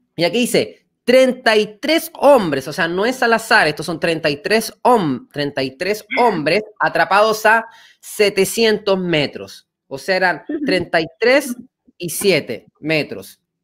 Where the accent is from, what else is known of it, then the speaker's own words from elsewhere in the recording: Chile; nosotros como pueblo chileno